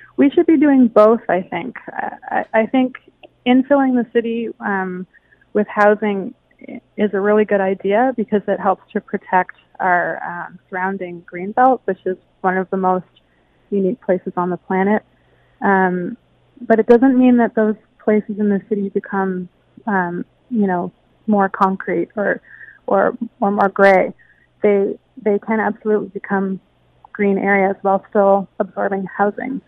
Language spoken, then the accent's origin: English; Hamilton, Ontario, Canada; growing up in Hamilton